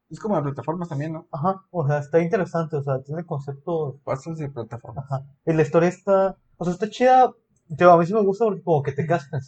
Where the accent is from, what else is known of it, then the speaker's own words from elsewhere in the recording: Mexico; México, o sea, no, no simplemente soy mexicano, no, sino